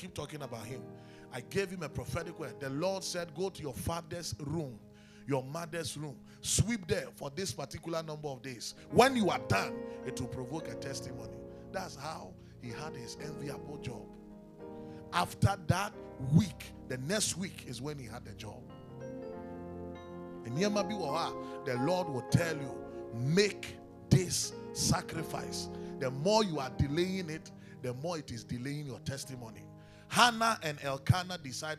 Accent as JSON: {"language": "English", "country": "Ghana", "tie": "born or raised there", "also_born_or_lived": "Kumasi, Ghana", "said": "I grew up playing instruments in the church. Anybody who knows me in the Presby Church in Kaswa knows that. I mean, when we moved from Kumasi to Kaswa"}